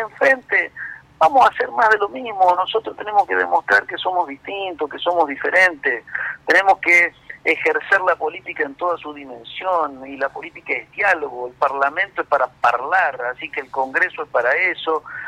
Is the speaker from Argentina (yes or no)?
yes; Argentina; somos todos argentinos